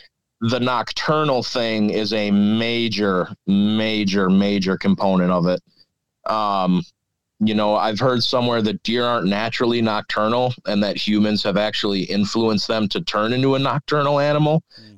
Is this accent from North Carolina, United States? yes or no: no; Milwaukee, Wisconsin, United States; I grew up in Milwaukee, actually.